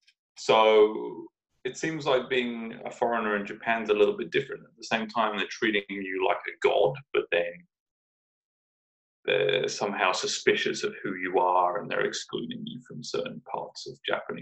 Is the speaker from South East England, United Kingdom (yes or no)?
yes; Brighton, South East England, United Kingdom; now in Richmond, United States; I'm from Brighton, England, and I live in Richmond, California.